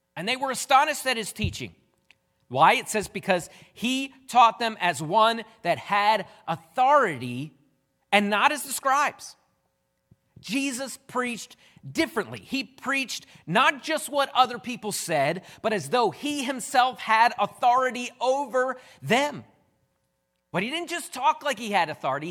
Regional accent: United States; I'm an American

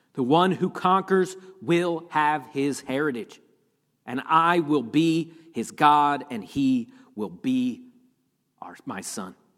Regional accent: Pennsylvania, United States; grew up in Pennsylvania, and I, I grew up with snow all the time

